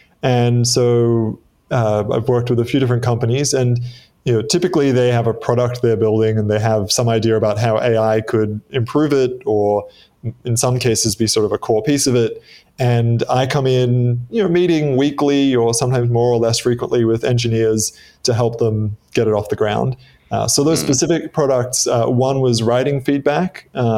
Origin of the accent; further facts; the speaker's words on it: Australia; accent: Australian; also born or lived in Midwest, United States; I spent a year in the US when I was six. So my accent is not as Australian as you might expect.